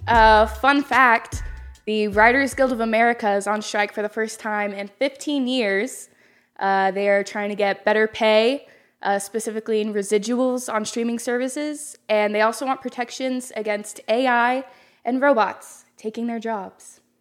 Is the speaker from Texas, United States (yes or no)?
yes; North Texas, United States; I'm from North Texas, small town.